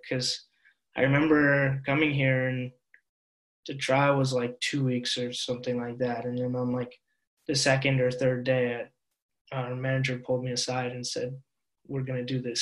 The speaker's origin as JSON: {"language": "English", "town": "Seattle", "region": "Washington", "country": "United States", "tie": "born or raised there", "moved": "as an adult", "lives_now": "Norway", "said": "even being from Seattle, a place that, you know, all things considered is very, very liberal and very accepting"}